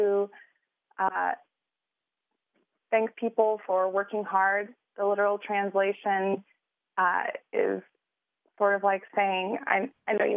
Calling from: Jackson, Mississippi, United States; also born or lived in northern Japan; I'm calling from Jackson, Mississippi.

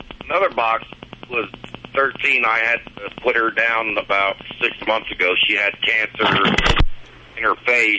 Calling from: Winslow, Arizona, United States; Today I'm in Winslow, Arizona.

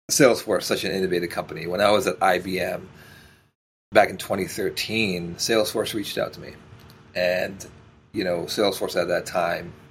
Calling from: Toronto, Ontario, Canada; I'm joining from beautiful Toronto, Canada.

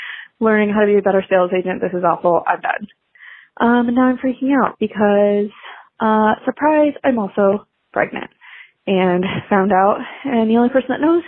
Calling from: Colorado, United States; I'm calling in from Colorado.

